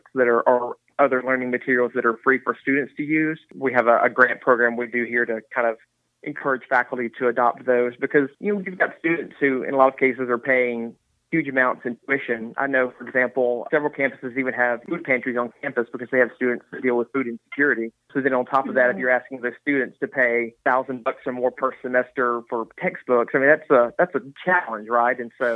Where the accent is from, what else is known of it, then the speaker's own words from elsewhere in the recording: Moselle, Mississippi, United States; also born or lived in Ellisville, Mississippi; I am from South Mississippi. I'm originally from Moselle.